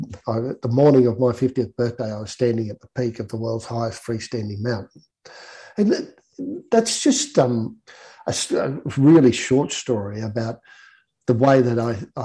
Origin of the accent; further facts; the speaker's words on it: Guyra, New South Wales, Australia; moved away; also born or lived in Sydney; growing up in Gaira, whether it was the fact that it was a small country town